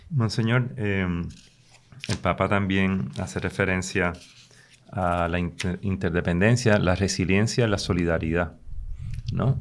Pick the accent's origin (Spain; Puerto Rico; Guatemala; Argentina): Puerto Rico; nosotros como puertorriqueñas y puertorriqueños